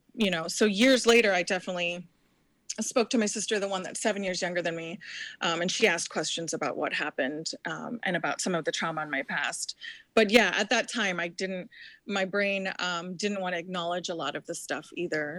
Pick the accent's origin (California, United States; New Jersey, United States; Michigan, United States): New Jersey, United States; moved away; I was born in Jersey